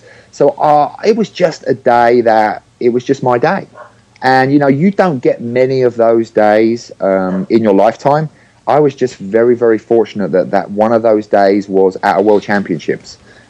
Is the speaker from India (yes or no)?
no; England, United Kingdom; now in San Diego, United States; And that year I moved from England to San Diego.